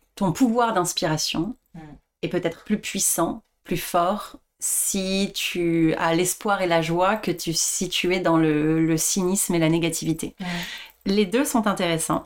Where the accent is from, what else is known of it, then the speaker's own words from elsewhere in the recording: Le Chesnay, Île-de-France, France; also born or lived in Paris; je je suis née à Paris, j'ai grandi en banlieue, au Chénet, pas loin de Versailles